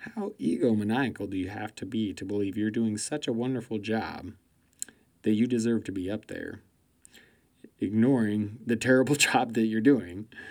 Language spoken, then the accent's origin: English; United States; I'm an American and I live here